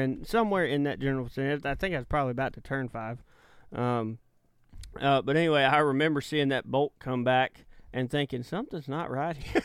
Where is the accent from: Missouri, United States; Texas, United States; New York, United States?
Texas, United States; Malta; I was in the living room, uh, in, uh, Malta, Texas